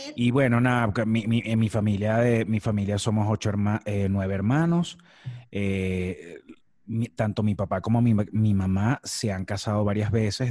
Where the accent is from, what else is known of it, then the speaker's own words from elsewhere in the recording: Maracay, Aragua, Venezuela; moved away as an adult; also born or lived in La Victoria, Venezuela / Caracas, Venezuela; now in Mexico; Yo nací en una ciudad que se llama La Victoria y es una ciudad muy cercana a la, capital, es como la ciudad más inmediata hacia la capital. Em, cuando vas del centro del país hacia la capital, este, se llama La Victoria y después me mudé a Maracay. Todo dentro del mismo estado de Aragua. A los cinco años yo estaba viviendo en Maracay y allí estuve viviendo hasta, hasta que me gradué de bachiller